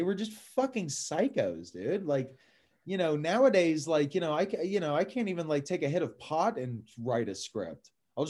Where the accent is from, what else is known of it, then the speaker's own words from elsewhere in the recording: Atlanta, Georgia, United States; growing up in Atlanta